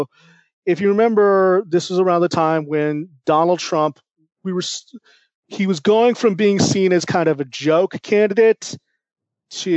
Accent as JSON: {"language": "English", "region": "California", "country": "United States", "tie": "born or raised there", "said": "I grew up in California"}